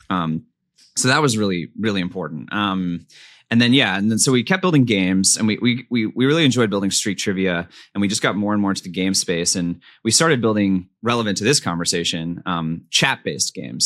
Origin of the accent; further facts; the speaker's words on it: Pasadena, California, United States; Pasadena, California, Southern California suburb